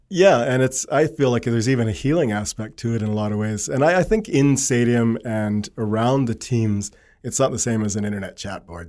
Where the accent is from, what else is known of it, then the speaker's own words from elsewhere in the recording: Cranbrook, British Columbia, Canada; also born or lived in Edmonton; born in Edmonton, but don't have many, many memories of Edmonton. We moved to Cranbrook and my family built a, an acreage in Cranbrook, just outside of Cranbrook, I guess. And so school, high school, uh, first jobs, they were all in Cranbrook.